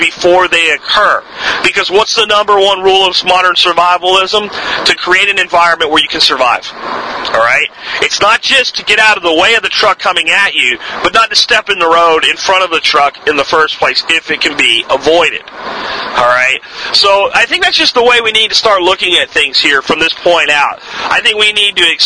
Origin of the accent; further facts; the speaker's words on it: United States; as an American citizen